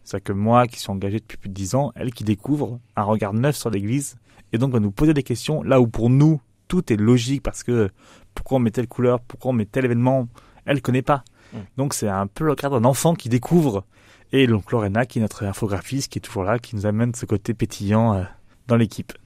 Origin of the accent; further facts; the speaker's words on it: Nice, Provence-Alpes-Côte d'Azur, France; moved away as an adult; also born or lived in Paris; now in Châlons-en-Champagne, France; J'ai grandi à Nice